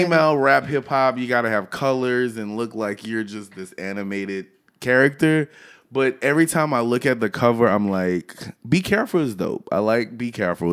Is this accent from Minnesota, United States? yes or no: no; Louisiana, United States; I'm from Louisiana